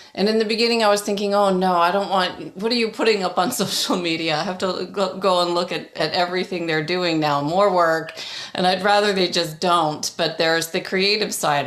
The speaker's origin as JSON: {"language": "English", "town": "Toronto", "region": "Ontario", "country": "Canada", "tie": "born or raised there", "also_born_or_lived": "England", "said": "I grew up in Toronto."}